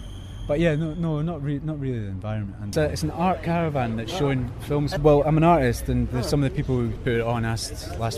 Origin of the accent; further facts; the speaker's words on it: Fife, Scotland, United Kingdom; moved away as an adult; also born or lived in Germany; now in Edinburgh, United Kingdom; I was born in Germany, but grew up in Fife, and then I've been in Edinburgh for about 11 years now.